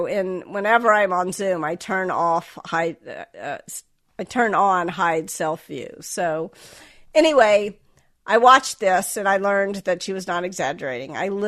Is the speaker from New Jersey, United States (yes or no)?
no; Memphis, Tennessee, United States; accent: Southern; So I was raised in the South. I was raised in Memphis. And when I got to college, I got a lot of feedback, sort of explicit and implicit, that my Southern accent made me sound stupid.